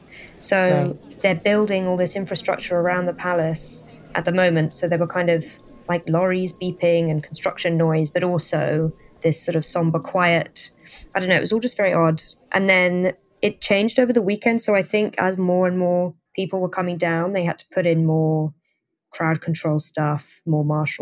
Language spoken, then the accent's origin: English; London, United Kingdom; But yeah, I grew up in London. So I was obviously, I guess, near to where the royals were a lot of the time.